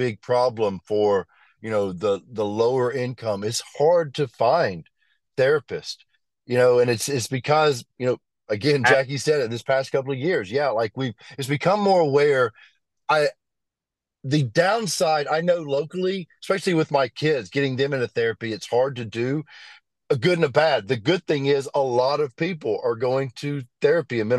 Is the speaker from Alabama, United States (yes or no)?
yes; Birmingham, Alabama, United States; I grew up in Birmingham.